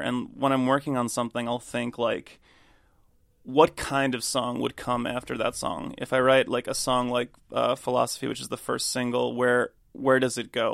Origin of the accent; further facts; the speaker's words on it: United States; moved away as an adult; now in London, United Kingdom; I moved to London four years ago, and I've been an American living in London for that time